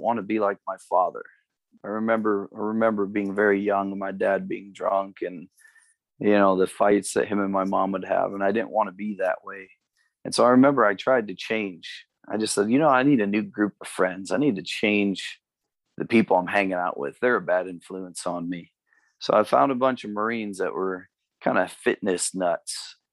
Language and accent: English; Amherst, Ohio, United States; moved away as an adult; also born or lived in Cleveland, Ohio / California / Texas / Phoenix; now in Cincinnati, United States; I was born and raised in in uh, northern Ohio. I was born in Cleveland